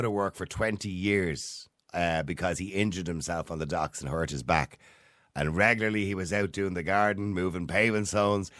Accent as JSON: {"language": "English", "country": "Ireland", "said": "us as Irish people"}